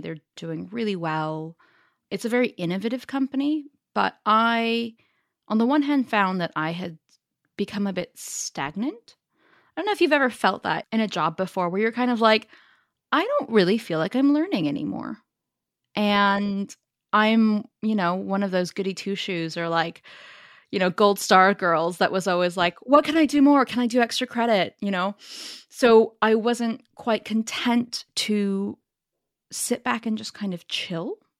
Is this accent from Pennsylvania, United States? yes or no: no; Silicon Valley, California, United States; accent: Northern California; moved away as an adult; also born or lived in Paris, France; now in London, United Kingdom; I grew up in the Silicon Valley, born and raised.